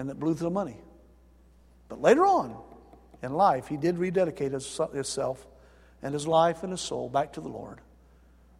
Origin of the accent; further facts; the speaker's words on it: North Alabama, United States; moved away as an adult; also born or lived in Charleston, South Carolina; I'm from North Alabama. All my relatives live up in Florence